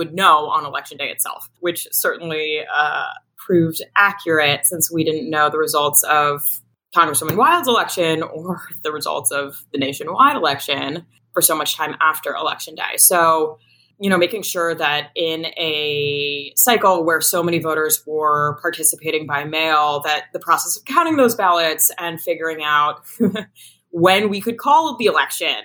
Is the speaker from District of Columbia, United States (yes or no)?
yes; Washington, District of Columbia, United States; I grew up in Washington, D.C., in the city itself